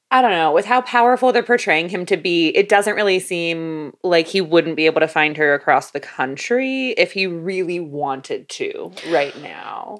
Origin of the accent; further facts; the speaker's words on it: Florida, United States; growing up in Florida